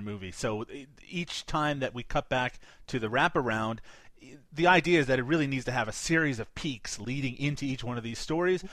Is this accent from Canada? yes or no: yes; Canada; I'm Canadian